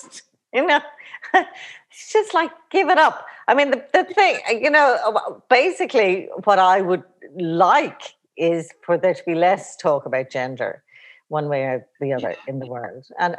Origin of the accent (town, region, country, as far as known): Ireland